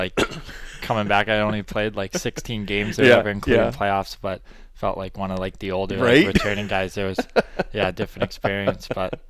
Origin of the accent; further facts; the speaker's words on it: Bloomington, Minnesota, United States; moved away as an adult; I'm from Bloomington, Minnesota. Okay. Grew up there